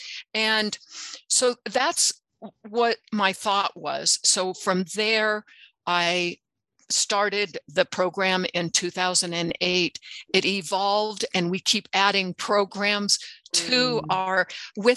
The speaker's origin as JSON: {"language": "English", "country": "United States", "said": "like so many other Americans"}